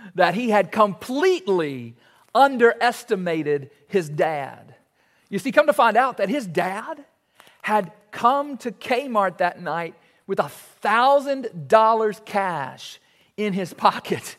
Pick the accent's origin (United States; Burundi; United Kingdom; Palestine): United States; Warren East High School, Kentucky; playing basketball at Warney's High School